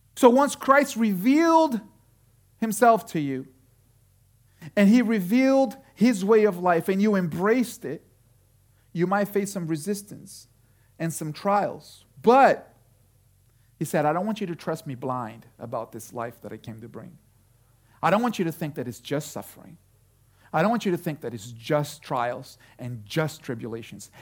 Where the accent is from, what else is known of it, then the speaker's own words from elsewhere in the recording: Brazil; now in Connecticut, United States; I was growing up in Brazil